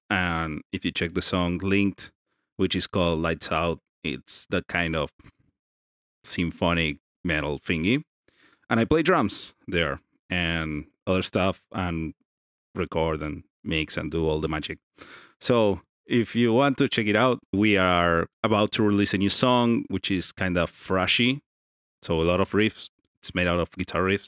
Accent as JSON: {"language": "English", "country": "Argentina", "said": "I'm from Argentina"}